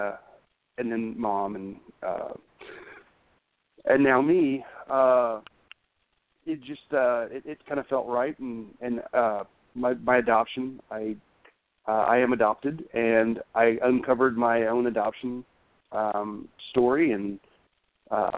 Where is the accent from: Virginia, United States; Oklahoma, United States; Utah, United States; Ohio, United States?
Oklahoma, United States; Oklahoma City; also born or lived in Tulsa, Oklahoma; I was born in Tulsa, Oklahoma, and I was raised in Oklahoma City.